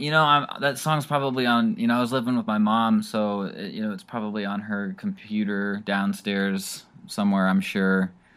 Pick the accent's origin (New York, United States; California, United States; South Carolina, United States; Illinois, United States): Illinois, United States; Pontiac; I'm the singer-songwriter from Pontiac, Illinois